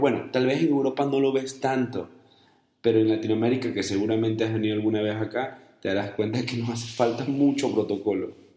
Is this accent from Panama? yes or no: no; Guayaquil, Guayas, Ecuador; also born or lived in Colombia / United States; now in Guadalajara, Mexico; yo vivo en Guadalajara, yo soy ecuatoriano y yo soy de Guayaquil además